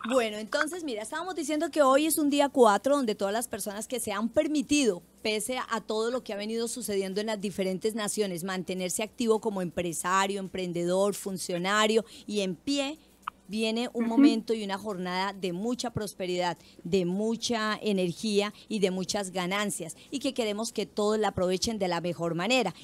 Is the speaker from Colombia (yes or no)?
yes; Colombia; como colombianos